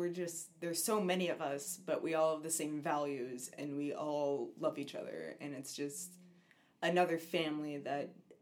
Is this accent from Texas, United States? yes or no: yes; the Panhandle of Texas, United States; I'm from the Panhandle of Texas, and I also grew up in the church.